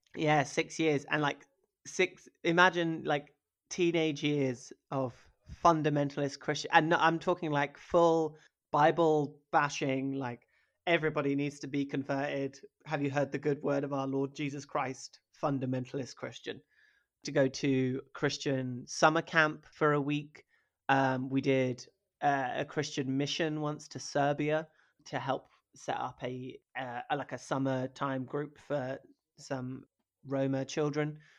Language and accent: English; rural Norfolk, East of England, United Kingdom; also born or lived in Hackney, London; I grew up in rural Norfolk